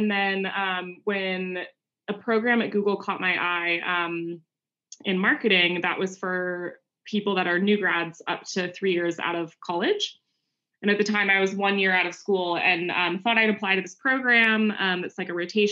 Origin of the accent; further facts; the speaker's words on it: Bay Area, California, United States; born and raised in the Bay Area. So kind of grew up in it